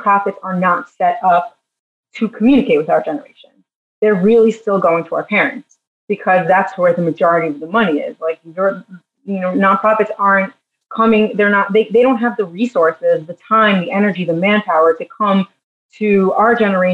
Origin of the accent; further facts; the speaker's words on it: New York, United States; moved away as an adult; now in Jerusalem, Israel; I'm originally from New York.